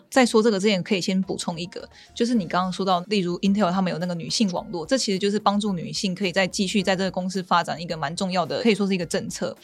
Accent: Taiwan; 我们台湾这边

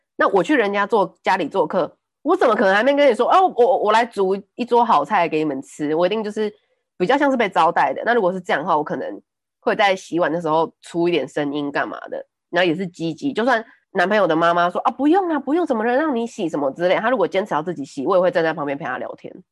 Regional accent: Taipei, Taiwan; first language Taiwanese Hokkien; Chinese is a second language; 我小时候是带我阿公阿妈那边长到小班、中班之类的，然后才回台北嗯。念书

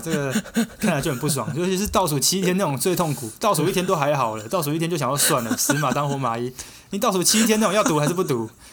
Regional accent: Taiwan; 我们台湾人不会去注意到的一些街景

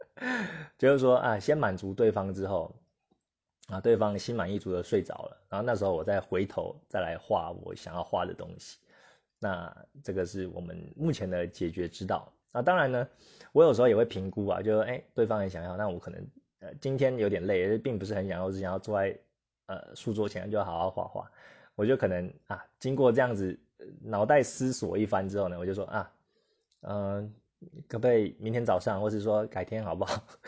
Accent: Taiwan; 我们台湾人的个性可能就是，呃，比较不想要起冲突啦

